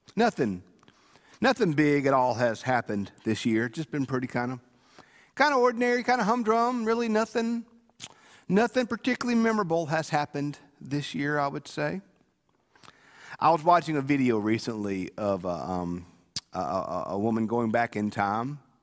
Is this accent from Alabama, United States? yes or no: no; Bogue Chitto, Mississippi, United States; I'm from Bogotchit